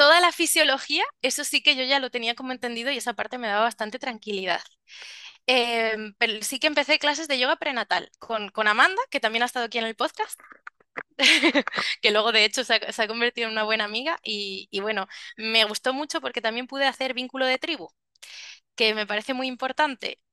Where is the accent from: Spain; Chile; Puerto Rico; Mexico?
Spain; Salamanca, Castile and León; now in Tenerife, Spain; soy de Salamanca, pero ahora vivo en Tenerife